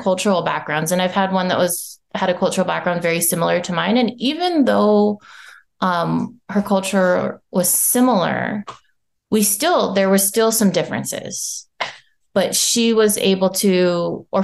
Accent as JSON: {"language": "English", "country": "United States", "also_born_or_lived": "Japan", "said": "being Japanese American"}